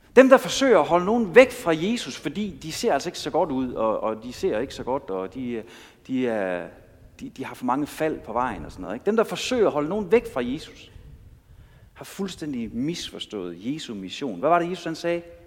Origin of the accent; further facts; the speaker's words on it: Denmark; jeg kommer jo fra Danmark